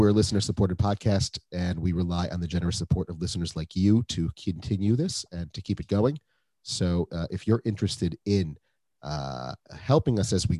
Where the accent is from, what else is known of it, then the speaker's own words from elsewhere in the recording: Minneapolis, Minnesota, United States; now in Rehovot, Israel; I'm from Minneapolis, Minnesota, so we got winters